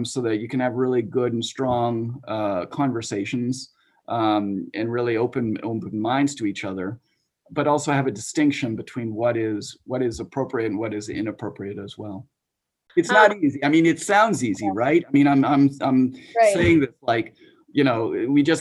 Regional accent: Andover, Massachusetts, United States; moved away; also born or lived in Rhode Island; I actually was a faculty fac brat, and I was born on the Andover campus a long time ago.

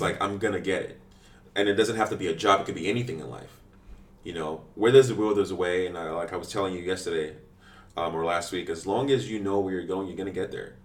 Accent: Washington, District of Columbia, United States; When I was growing up in DC

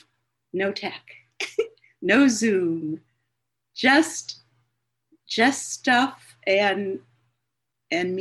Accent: Cleveland, Ohio, United States; I grew up in Cleveland, Ohio, in a suburb of Cleveland.

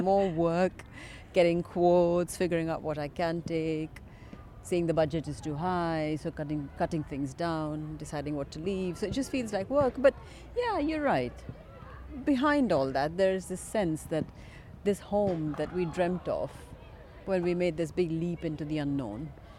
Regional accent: Kerala, India; first language Malayalam; English is a second language; it's my mother tongue, mm-hmm. which just literally means it's the tongue of my mother and father.

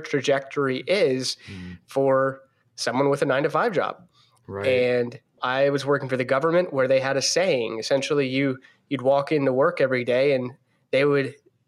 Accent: between Baltimore and Annapolis, Maryland, United States; I am from Maryland, in between Baltimore and Annapolis, Maryland

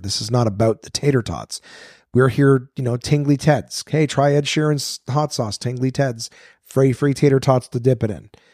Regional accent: Canada; I'm, I'm Canadian

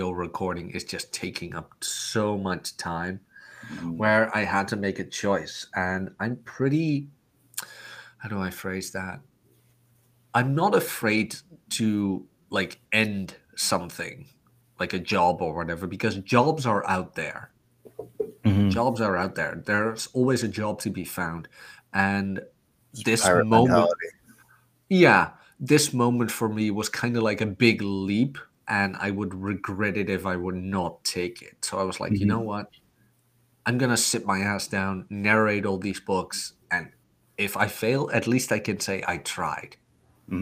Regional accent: Netherlands; I was even born in the Netherlands. I am actually Dutch.

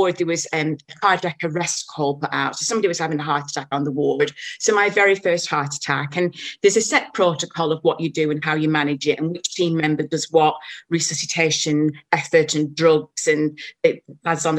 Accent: Blackburn, North West England, United Kingdom; moved away as an adult; now in New Zealand; I was born in Blackburn, which is about 30 miles away

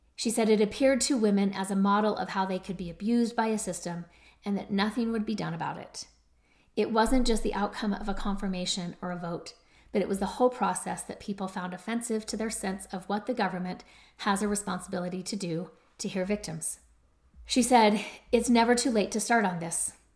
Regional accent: Utah, United States; my home state of Utah

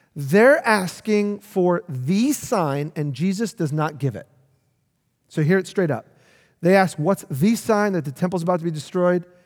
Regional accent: New York City, New York, United States; I grew up in New York City

